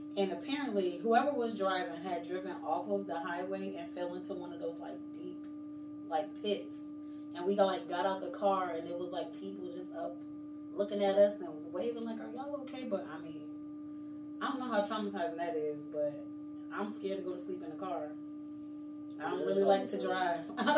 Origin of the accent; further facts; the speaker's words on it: South Carolina, United States; also born or lived in Connecticut / Kansas / Texas / Germany; I was born in Connecticut. I was raised in South Carolina. I like to say I'm from South Carolina because that's kind of where I grew up at.